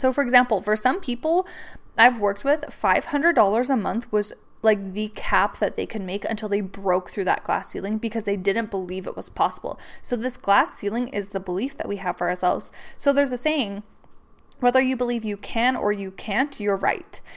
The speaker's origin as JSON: {"language": "English", "country": "Canada", "said": "I'm from Canada"}